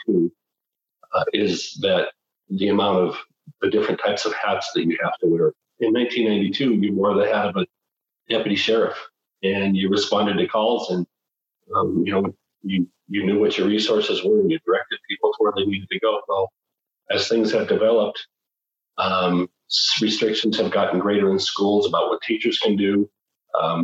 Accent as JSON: {"language": "English", "town": "Butte", "region": "Montana", "country": "United States", "tie": "born or raised there", "also_born_or_lived": "Missoula, Montana", "said": "I was born and raised in Butte"}